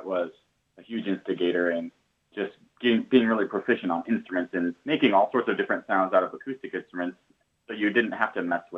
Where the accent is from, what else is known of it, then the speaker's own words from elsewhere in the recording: Iowa, United States; now in South Florida, United States; growing up in Iowa, you hear a lot of Welsh, Celtic influence in the music